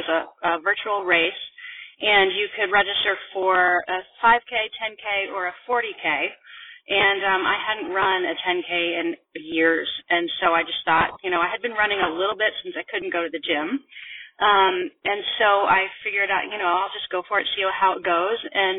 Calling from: Vermont, United States; I'm calling from Vermont

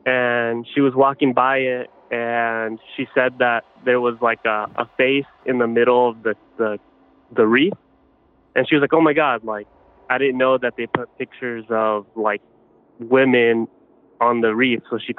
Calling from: Los Angeles, California, United States; I'm calling from LA, California.

